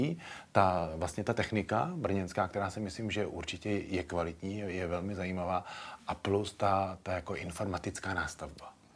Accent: Plzeň, Plzeň Region, Czechia; Já jsem mimochodem Plzeňák narozený

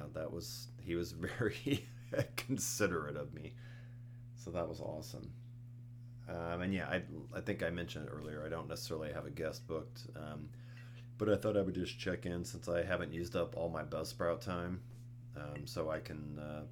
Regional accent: West Coast, United States; I grew up on the West Coast

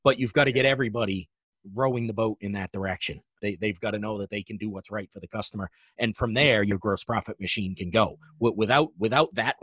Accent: New England, United States; I'm from New England.

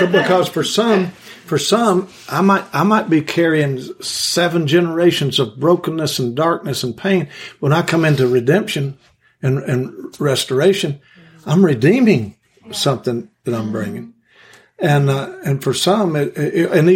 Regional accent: Kentucky, United States; I'm from Kentucky. And I absorb that culture, and I absorb those mannerisms.

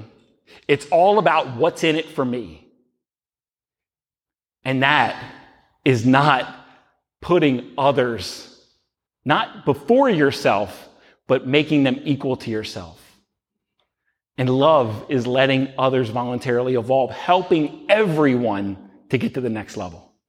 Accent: Baltimore, Maryland, United States; We're from Baltimore

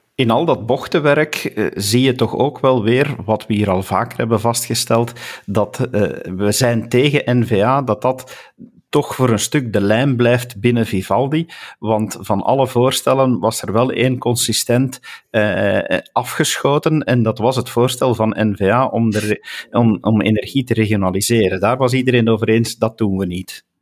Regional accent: Flanders, Belgium; als Vlaming

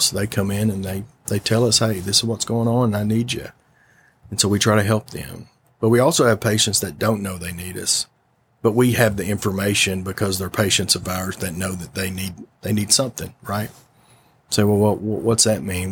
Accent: Augusta, Arkansas, United States; growing up in Augusta and being from, from Augusta, uh, growing up on a farm

